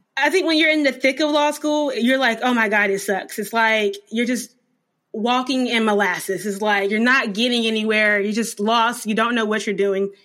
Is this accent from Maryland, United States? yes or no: no; North Carolina, United States; also born or lived in Germany; I was born in Germany, but I lived in North Carolina from two, nineteen ninety-four until I left for law school in two thousand fourteen. So I am a North Carolina girl.